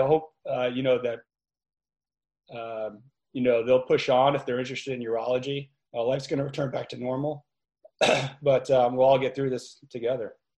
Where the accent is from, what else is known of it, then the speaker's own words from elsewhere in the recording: New York area, United States; also born or lived in Albany; I'm from the New York area.